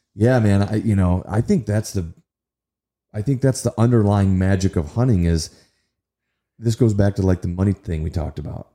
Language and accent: English; Kalamazoo, Michigan, United States; also born or lived in Nashville; in my hometown